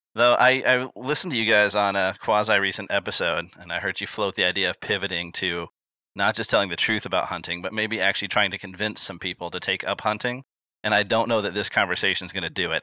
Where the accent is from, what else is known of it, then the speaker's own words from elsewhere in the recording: Illinois, United States; I was born in Illinois